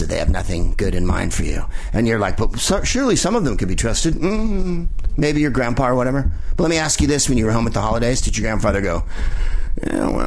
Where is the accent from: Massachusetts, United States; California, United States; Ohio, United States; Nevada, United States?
California, United States; San Francisco; I'm from San Francisco, so